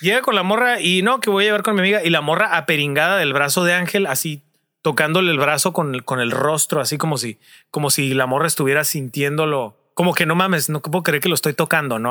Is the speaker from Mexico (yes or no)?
yes; Tijuana, Baja California, Mexico; nosotros somos Tijuana, estamos en Tijuana